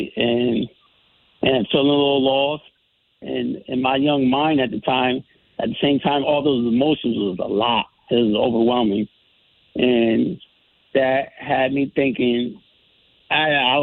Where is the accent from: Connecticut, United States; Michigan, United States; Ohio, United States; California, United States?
Connecticut, United States; Bridgeport; I grew up in Bridgeport, and early years, like, I'm from Black Rock, Western area, by way of P.T. Barnum Housing Projects